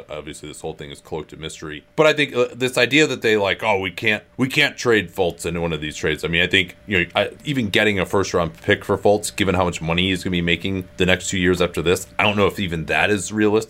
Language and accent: English; Chicago, Illinois, United States; my life was spent as a skinny high school basketball player growing up in Chicago, where clothes that actually fit weren't a huge priority in the late 90s.